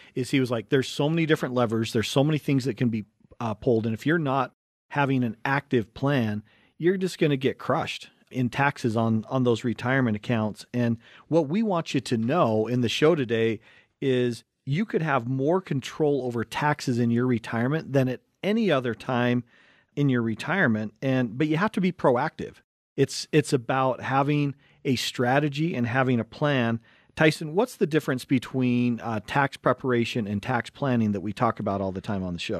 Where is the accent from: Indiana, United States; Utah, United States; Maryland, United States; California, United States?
Utah, United States; Wasatch Front; we grew up in, in Utah, and, um, we grew up right on the Wasatch Front.